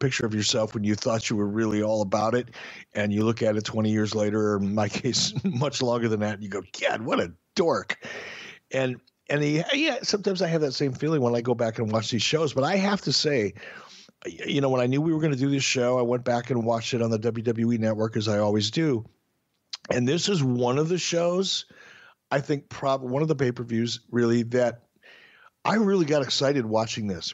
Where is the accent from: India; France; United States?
United States; Detroit, Michigan; moved away; also born or lived in Minneapolis, Minnesota; growing up in Detroit.